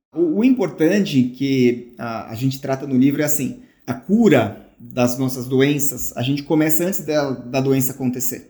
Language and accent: Portuguese; São Paulo, Brazil; moved away; quando eu era menino, morava aí em São Paulo